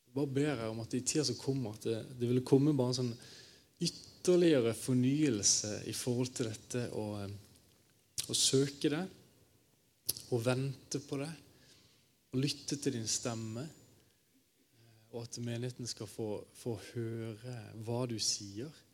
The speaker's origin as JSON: {"language": "Norwegian", "town": "Kristiansand", "region": "Agder", "country": "Norway", "moved": "yes", "lives_now": "Bergen, Norway", "said": "Jeg kommer fra Kristiansand. Øh, men jeg bor øh, rett øh, over fjellet i sentrum av Bergen nå"}